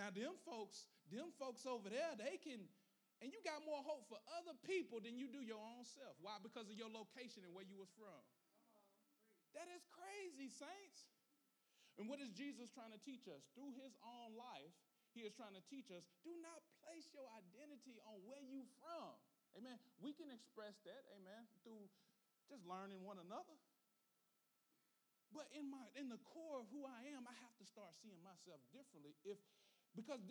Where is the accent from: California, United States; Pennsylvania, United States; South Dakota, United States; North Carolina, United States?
North Carolina, United States; Gaston; I'm from Gaston